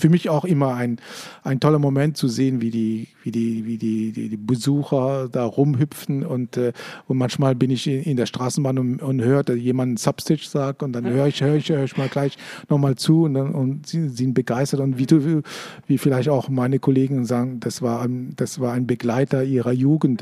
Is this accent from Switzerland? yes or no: yes; Switzerland; ich bin Schweizer